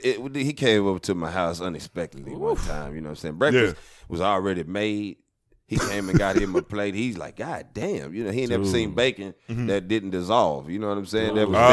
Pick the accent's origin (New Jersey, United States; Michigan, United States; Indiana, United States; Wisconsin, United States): Michigan, United States; Wyandotte; Yeah, I'm from Wyandotte.